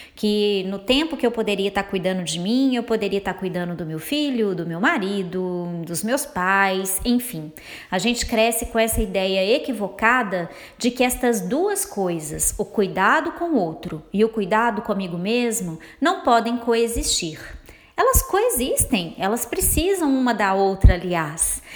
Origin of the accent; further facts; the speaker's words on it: Minas Gerais, Brazil; accent: mineiro; eu sou mineira, então vocês vão se acostumando aí com o meu sotaque